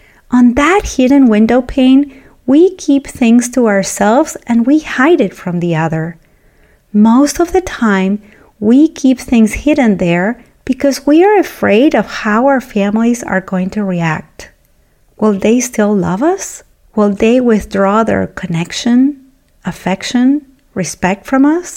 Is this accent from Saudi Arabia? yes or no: no; Argentina; moved away; I was born and raised in Argentina